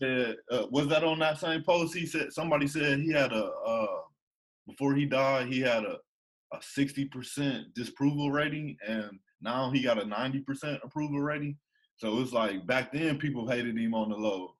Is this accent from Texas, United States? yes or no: no; Ohio, United States; I'm from Ohio